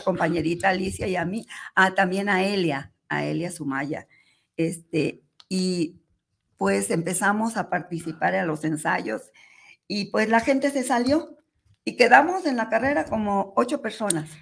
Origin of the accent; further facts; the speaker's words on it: Guadalajara, Jalisco, Mexico; Nací aquí en Guadalajara, Jalisco.